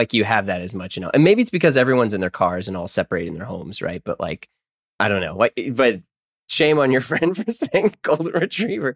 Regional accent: St. Louis, Missouri, United States; I grew up in Saint Louis

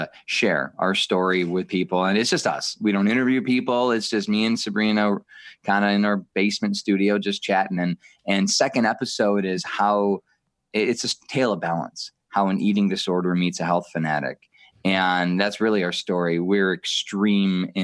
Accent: Detroit, Michigan, United States; I was raised in Metro Detroit

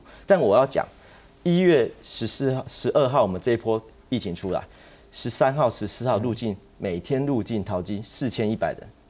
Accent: Taiwan; 就这两个礼拜帮帮我们台湾人一下，帮台湾医护一下

